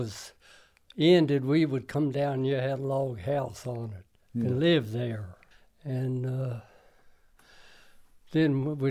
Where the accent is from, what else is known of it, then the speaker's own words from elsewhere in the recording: Superior, West Virginia, United States; now in southwest Virginia, United States; I was born in Superior, West Virginia, December the 2nd, in 1923.